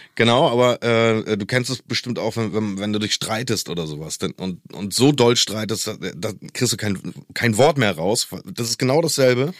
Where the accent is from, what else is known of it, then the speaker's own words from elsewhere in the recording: East Germany, Germany; ich komme ja aus der DDR mhm. Und ich glaube, als die Grenzen aufgegangen sind, war ich elf